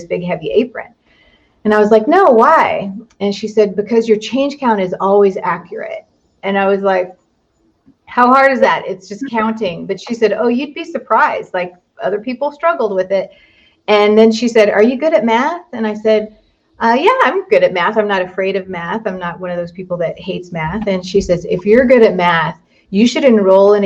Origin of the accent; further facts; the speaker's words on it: Southern California, United States; I grew up in Southern California